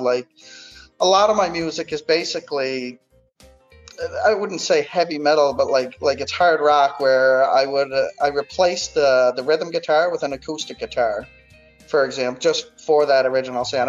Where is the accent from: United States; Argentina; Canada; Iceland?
Canada; Cape Breton Island, Nova Scotia; moved away as an adult; also born or lived in Fredericton, New Brunswick; now in Halifax, Canada; born and raised in Cape Breton Island on the east coast of Canada, and I'm based out of Halifax, Nova Scotia, right now